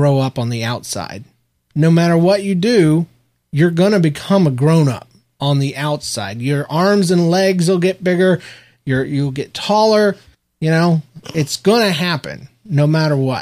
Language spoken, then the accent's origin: English; United States; we were born and raised in America, the land of the free.